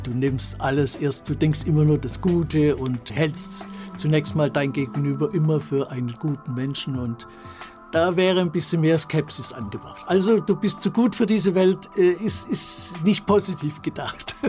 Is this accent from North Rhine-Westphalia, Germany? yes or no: no; Rottenburg am Neckar, Baden-Württemberg, Germany; also born or lived in Stuttgart; meine Mutter ist dann mit mir und meinem Bruder nach Rottenburg am Neckar gezogen